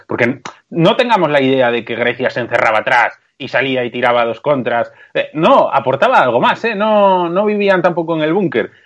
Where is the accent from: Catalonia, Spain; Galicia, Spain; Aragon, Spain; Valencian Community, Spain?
Galicia, Spain; born or raised there